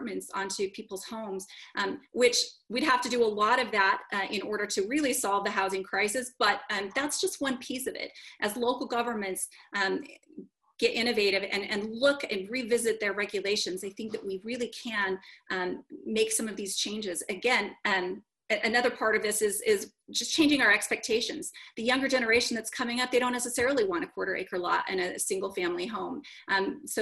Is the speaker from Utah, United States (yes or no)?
yes; Spanish Fork, Utah, United States; In my hometown where I live, Spanish Fork